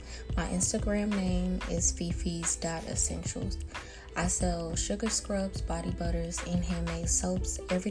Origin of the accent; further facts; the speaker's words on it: Dallas, Texas, United States; now in Houston, United States; I currently attend Texas Southern University, which is in Houston. I'm originally from Dallas.